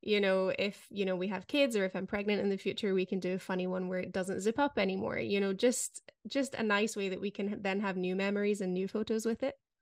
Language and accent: English; United Kingdom; moved away; as a Brit